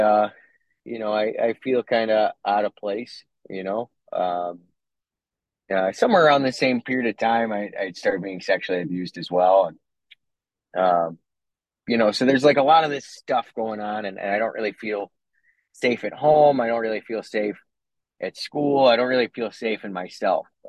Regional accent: Cleveland, Ohio, United States; I was born in Cleveland

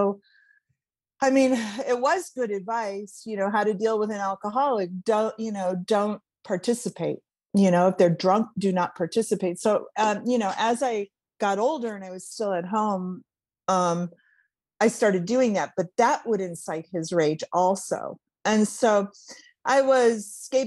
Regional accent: Cleveland, Ohio, United States; I grew up in Cleveland, Ohio

